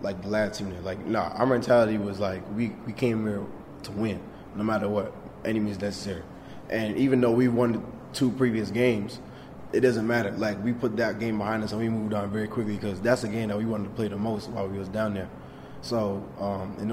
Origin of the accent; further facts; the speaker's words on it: Canada; moved away as an adult; now in Valparaiso, United States; I am in Canada, and I'm Canadian